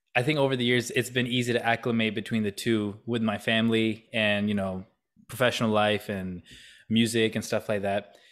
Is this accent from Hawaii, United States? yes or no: no; Canton, Ohio, United States; also born or lived in Kentucky; now in Columbus, United States; I was only in Kentucky for about two years of my life, like, first two years, and then we moved to Canton